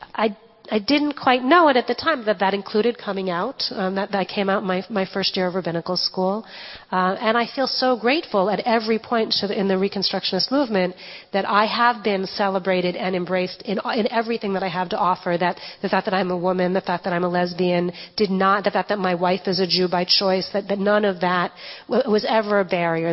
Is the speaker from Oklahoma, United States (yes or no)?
no; Connecticut, United States; I grew up in Connecticut in a very ethnic Jewish uh, town